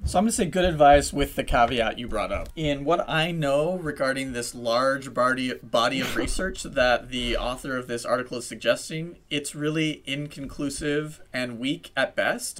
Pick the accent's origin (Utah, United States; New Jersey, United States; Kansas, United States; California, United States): Utah, United States; moved away; I grew up in Utah